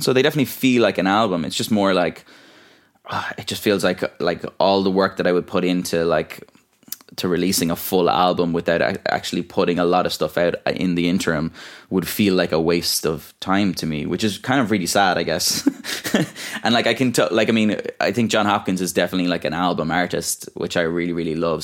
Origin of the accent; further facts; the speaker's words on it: Ballyvaughan, Munster, Ireland; moved away as an adult; also born or lived in France; now in Dublin, Ireland; in Ballyvaughan in my hometown and all or kind of around North Clare